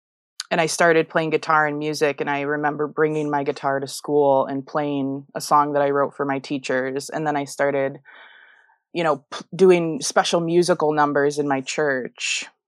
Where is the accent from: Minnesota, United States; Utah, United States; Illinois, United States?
Illinois, United States; I was in a suburb of Chicago.